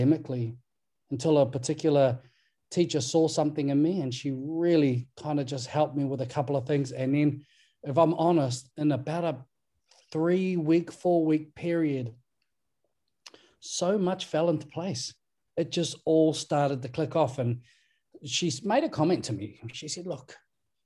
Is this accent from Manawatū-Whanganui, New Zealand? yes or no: yes; Levin, Manawatū-Whanganui, New Zealand; also born or lived in Waikaremoana / Ruatāhuna; I grew up around the people of Muaupoko, and I did all my schooling and my secondary schooling within the region of Manawatū and Horowhenua